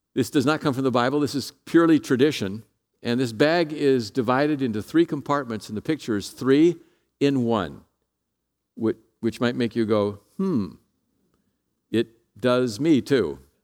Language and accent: English; San Jose, California, United States; I'm from San Jose